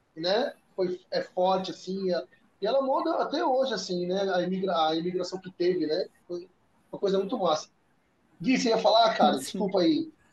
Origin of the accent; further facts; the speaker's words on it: São Paulo, Brazil; moved away as an adult; now in Fortaleza, Brazil; minha raiz é lá em São Paulo